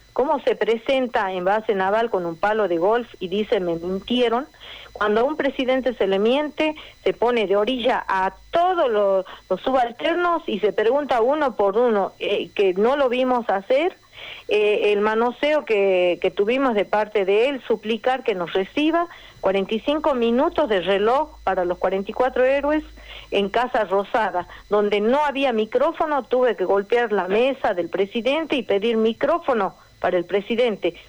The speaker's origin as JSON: {"language": "Spanish", "country": "Argentina", "said": "nosotros como argentinos"}